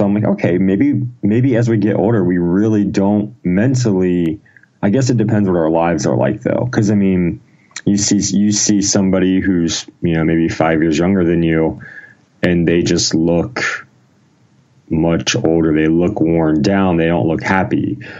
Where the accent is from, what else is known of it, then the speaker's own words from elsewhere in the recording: Ohio, United States; No, I was born in Ohio, small town in Ohio. I've kind of lived in Ohio most of my life